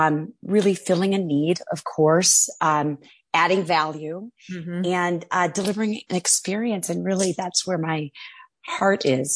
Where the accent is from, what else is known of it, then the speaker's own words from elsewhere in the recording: Chicago, Illinois, United States; that led me to opening and winning licenses and opening dispensaries near my hometown in Chicago, Illinois.